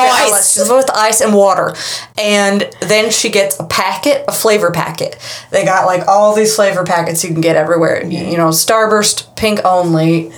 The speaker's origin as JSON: {"language": "English", "town": "Austin", "region": "Texas", "country": "United States", "tie": "born there", "said": "So, listen, I was born in Austin, Texas. There were no drugs."}